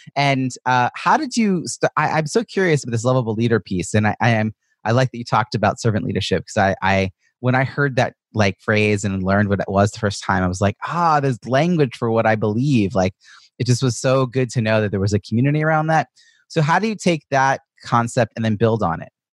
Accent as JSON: {"language": "English", "area": "Long Island", "region": "New York", "country": "United States", "said": "I'm also from Long Island"}